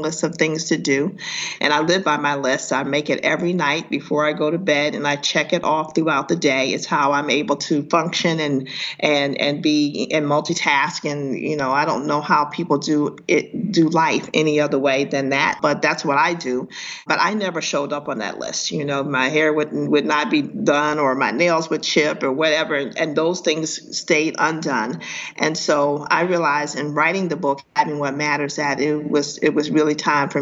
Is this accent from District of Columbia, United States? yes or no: yes; Washington, District of Columbia, United States; moved away as an adult; now in Brooklyn, United States; I'm from Washington, D.C.